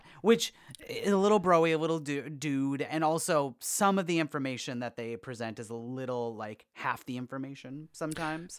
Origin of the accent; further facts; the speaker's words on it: Wisconsin, United States; We're both from Wisconsin